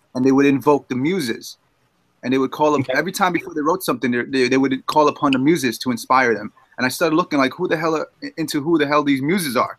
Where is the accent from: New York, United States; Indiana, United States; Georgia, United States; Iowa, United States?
New York, United States; New York City; I'm a guy from Jamaica, Queens, New York